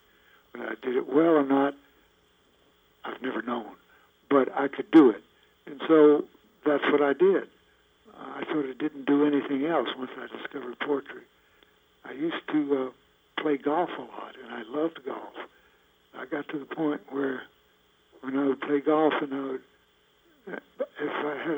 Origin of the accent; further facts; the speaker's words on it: the South, United States; also born or lived in Western North Carolina; East Tennessee and Western North Carolina, where I grew up